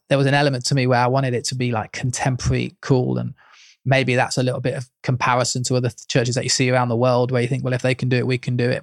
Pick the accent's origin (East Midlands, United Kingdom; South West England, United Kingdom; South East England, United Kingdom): East Midlands, United Kingdom; Leicester; moved away as an adult; now in Leeds, United Kingdom; I was brought up in Leicester with my parents who were pastors of an Assemblies of God church